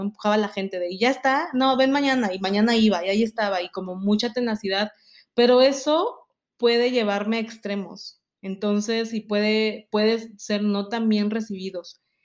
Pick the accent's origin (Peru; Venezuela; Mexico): Mexico; moved away